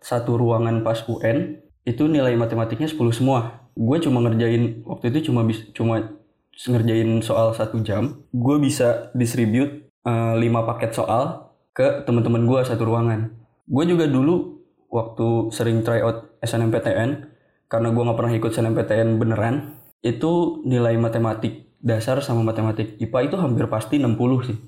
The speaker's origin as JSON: {"language": "Indonesian", "town": "Bogor", "region": "West Java", "country": "Indonesia", "tie": "born or raised there", "said": "Emang dari lahir gue di Bogor Sampai sekarang juga gue tinggal di Bogor"}